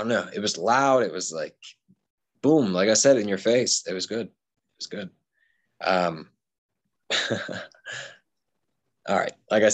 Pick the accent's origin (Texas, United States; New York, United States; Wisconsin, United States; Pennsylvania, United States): Pennsylvania, United States; Pittsburgh; I grew up in Pittsburgh